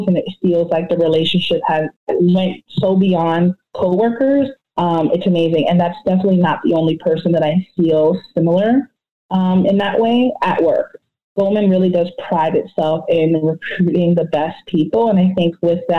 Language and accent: English; New York, United States; now in New Jersey, United States; I'm from New York. I live in New Jersey